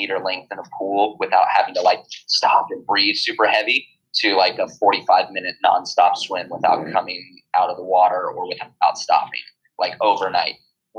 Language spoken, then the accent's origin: English; California, United States; 20 miles off of Malibu, and so being in the water, I was comfortable with.